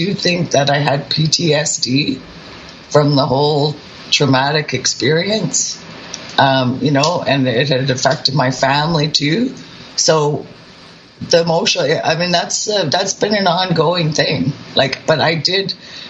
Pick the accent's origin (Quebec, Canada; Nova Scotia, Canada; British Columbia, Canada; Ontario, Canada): British Columbia, Canada; I'm from British Columbia